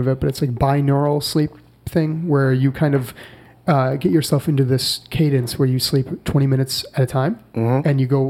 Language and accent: English; Buffalo, New York, United States; moved away; I can get back to Buffalo, which, mm-hmm. you know, is my hometown